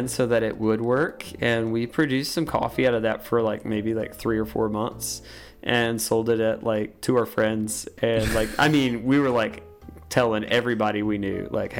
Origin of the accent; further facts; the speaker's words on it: Wilkes, North Carolina, United States; growing up in Wilkes